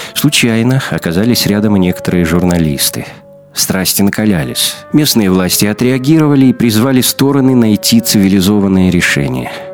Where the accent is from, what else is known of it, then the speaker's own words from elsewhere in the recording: Magadan, Magadan Oblast, Russia; moved away as an adult; also born or lived in Kyiv, Ukraine; now in Moscow, Russia; детство и юность провел в Магадане.